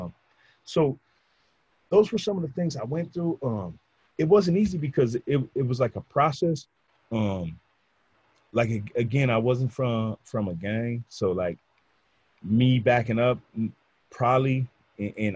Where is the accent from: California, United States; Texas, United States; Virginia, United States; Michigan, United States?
California, United States; Orange County; from Orange County